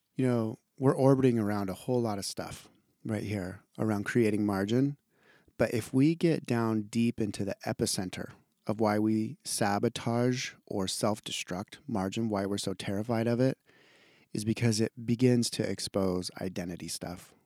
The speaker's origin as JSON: {"language": "English", "region": "Idaho", "country": "United States", "said": "I'm from Idaho"}